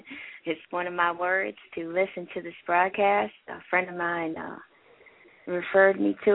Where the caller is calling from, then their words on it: Toledo, Ohio, United States; I am calling from Toledo.